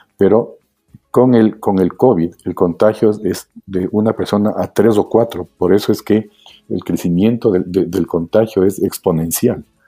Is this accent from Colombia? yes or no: no; Quito, Pichincha, Ecuador; yo nací en Quito hace ya 57 años. Eh, estudiamos, estudié yo ah, primero en la Escuela Espejo y luego en el Colegio Benalcázar.